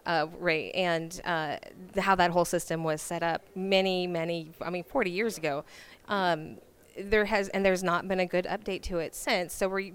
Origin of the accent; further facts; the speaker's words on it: California, United States; moved away; Like I said, I'm originally from California